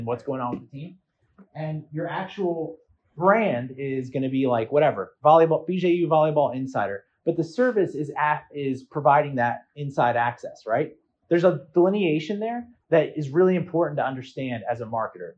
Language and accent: English; Philadelphia, Pennsylvania, United States; I'm from Philadelphia